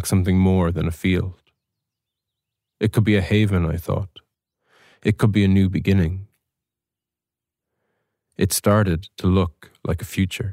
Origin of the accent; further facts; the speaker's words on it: County Offaly, Leinster, Ireland; I'm a writer from County Offaly